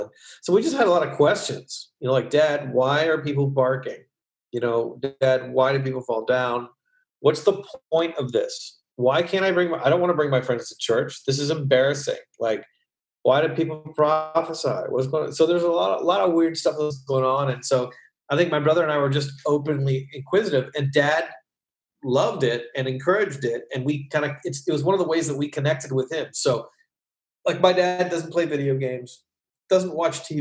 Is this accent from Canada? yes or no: yes; Hamilton, Ontario, Canada; moved away as an adult; also born or lived in New York City; now in United States; I was born in Hamilton, Ontario, as were you. And so I'm a Canadian